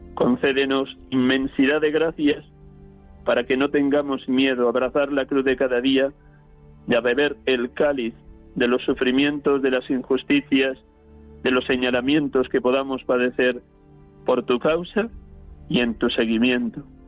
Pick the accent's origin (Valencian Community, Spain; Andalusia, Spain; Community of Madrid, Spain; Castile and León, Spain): Castile and León, Spain; Riaza; moved away; desde mi pueblo natal, Riaza, Segovia